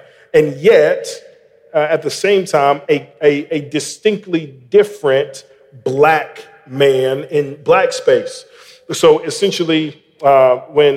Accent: Birmingham, Alabama, United States; now in Memphis, United States; I grew up in Birmingham, Alabama, in a part

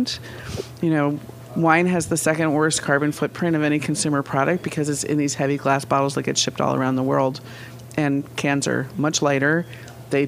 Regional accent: Vermont, United States; I'm from Vermont

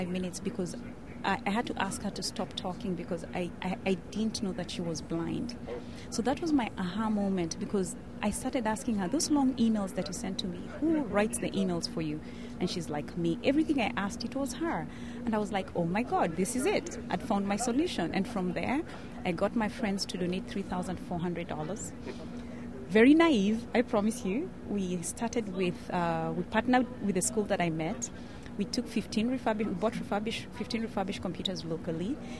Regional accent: Kenya; moved away as an adult; now in Washington, D.C., United States; from Kenya, but I've spent my entire adult life in the United States, so I live in Washington, D.C.

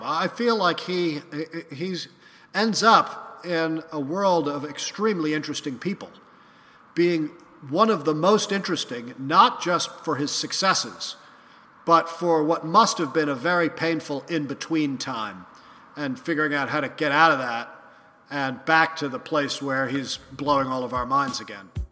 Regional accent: New York City, New York, United States; I grew up in New York City in the 1970s

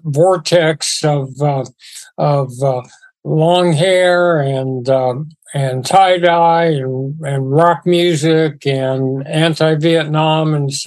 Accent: Los Angeles, California, United States; I grew up in West Los Angeles to a father who was a school teacher and then principal of a couple big high schools, Fairfax High School

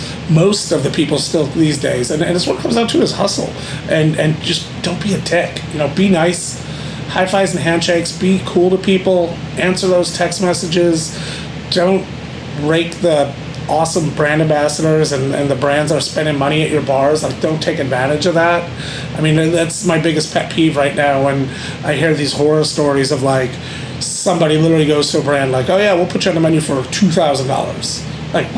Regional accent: Buffalo, New York, United States; moved away as an adult; also born or lived in West Palm Beach, Florida / Las Vegas, Nevada; now in Austin, United States; It's my hometown, Buffalo, New York.

